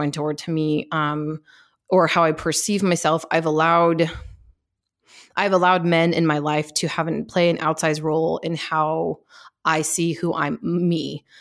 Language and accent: English; Seattle, Washington, United States; I grew up in Seattle, Washington, uh, and I my parents still live there. I grew up near downtown Seattle